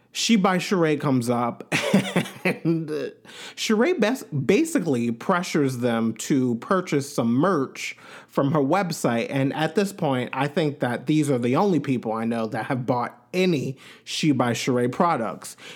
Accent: Long Island, New York, United States; I'm from Long Island, which the Hamps are, the Hamptons are on Long Island, but I'm like, where I grew up is like probably two, two and a half hours from the Hamptons, honestly.

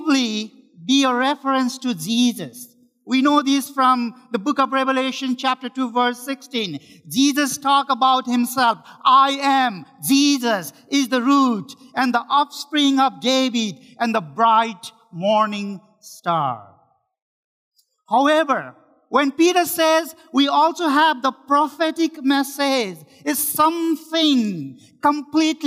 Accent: Nepal; moved away as an adult; now in Richmond, Canada; I am one of the pastors in Richmond Baptist Church, and I am from Nepal

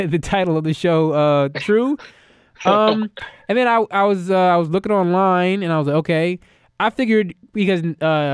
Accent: United States; I'm an American

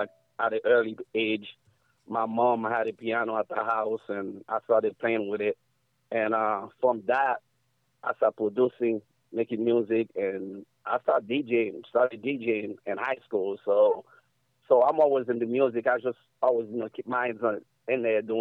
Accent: New York City, New York, United States; also born or lived in Haiti; I grew up in New York, so I was out there since I was 5 years old

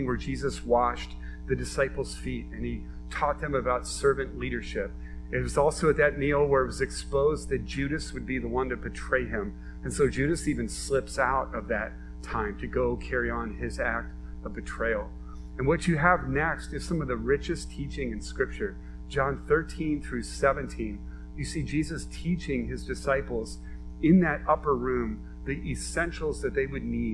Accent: United States; as American Christians

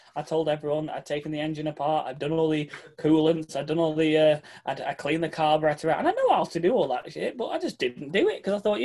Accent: England, United Kingdom; I am from England

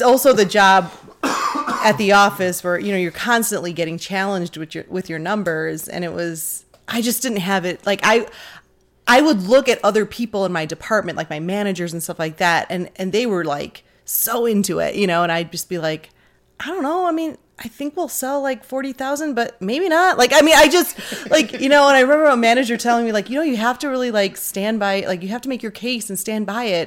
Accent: Detroit, Michigan, United States; born or raised there

